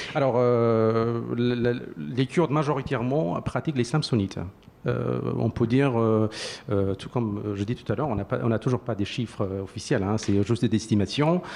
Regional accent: Iraqi Kurdistan, Kurdistan Region, Iraq; accent: Sorani; moved away; je, je suis cuant d'Irak, euh, je parle sorani

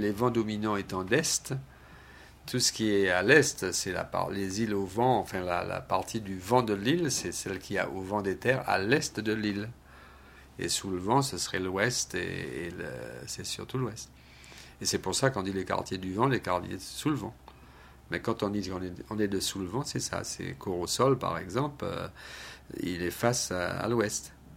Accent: St. Barthélemy; Je suis né à Saint-Barth, de parents Saint-Barth, de grands-parents Saint-Barth, d'arrière-grands-parents Saint-Barth.

